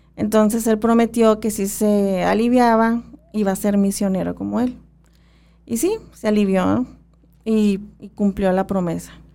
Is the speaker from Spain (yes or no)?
no; Magdalena area, Sonora, Mexico; nosotros en nuestra área, se puede decir que, bueno, estamos entre ópatas y pimas